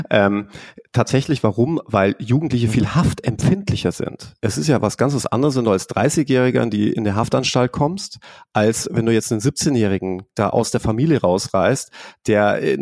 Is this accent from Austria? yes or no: no; England, United Kingdom; hier, ich bin ja Engländer zum Beispiel, ich habe ja einen britischen {S0} Pass